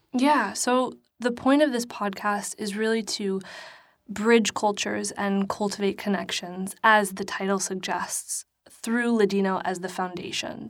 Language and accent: English; New York City, New York, United States; I'm from the Bronx